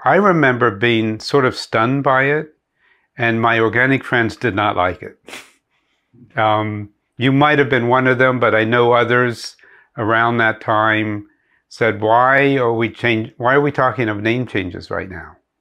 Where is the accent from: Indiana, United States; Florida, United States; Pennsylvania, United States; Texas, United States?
Pennsylvania, United States; moved away; I grew up in Pennsylvania